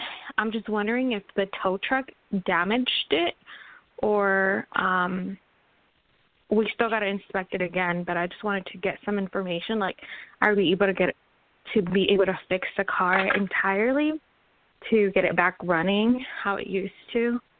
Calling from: Washington, United States; I'm calling from Washington State

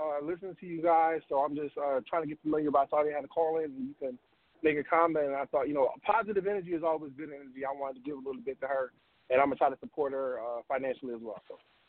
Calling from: Washington, District of Columbia, United States; I'm calling from D.C.

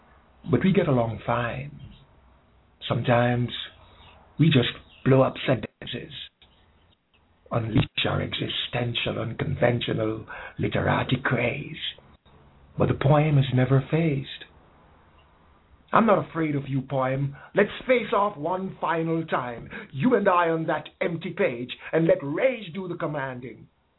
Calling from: Jamaica

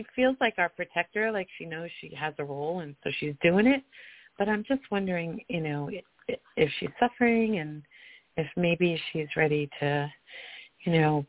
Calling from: Colorado, United States; I'm calling from Colorado.

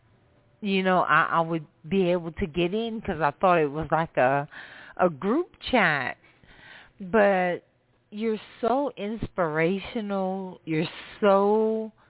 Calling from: Louisiana, United States; I'm calling from Louisiana

